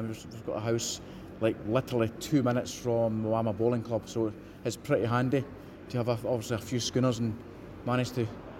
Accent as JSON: {"language": "English", "town": "Troon", "region": "Scotland", "country": "United Kingdom", "tie": "born or raised there", "said": "it's a small town called Troon. Anybody that golfs out there for the British Open has been at Royal Troon. That's my hometown"}